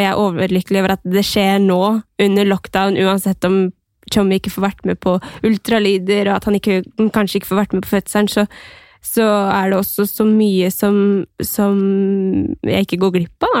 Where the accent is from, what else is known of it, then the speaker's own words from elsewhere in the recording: Skien, Vestfold og Telemark, Norway; moved away; hjemme i Skien